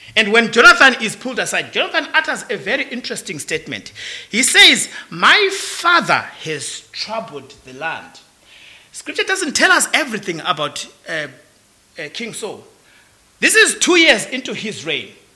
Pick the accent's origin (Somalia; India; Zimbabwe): Zimbabwe; I am from Zimbabwe